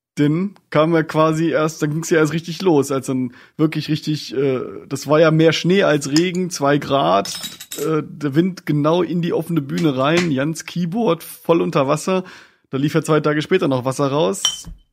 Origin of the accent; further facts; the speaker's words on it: Northern Germany, Germany; wir als Norddeutsche